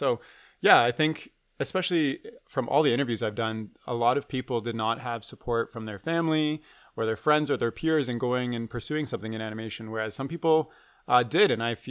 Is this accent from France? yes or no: no; Waterloo, Ontario, Canada; I grew up in Waterloo, which is not a small town, but like there's no film industry, there's no animation industry.